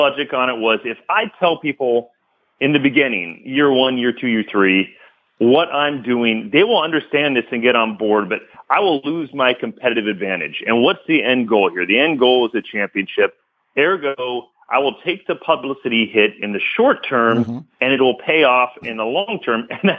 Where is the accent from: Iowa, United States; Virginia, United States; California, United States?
California, United States; Bay Area; I grew up in the Bay Area as a Warriors fan